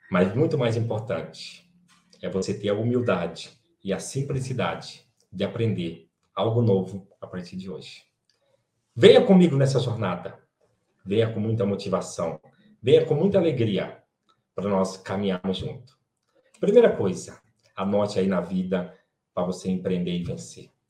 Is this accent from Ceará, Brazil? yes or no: yes; Quixeramobim, Ceará, Brazil; moved away; eu sou natural de Quixaramobim, no Ceará, de uma família de 18 irmãos